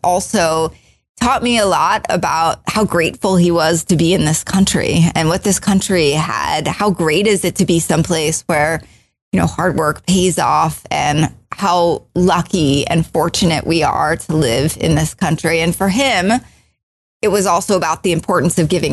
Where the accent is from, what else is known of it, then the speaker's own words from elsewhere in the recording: just outside of Baltimore, Maryland, United States; I grew up just outside of Baltimore, Maryland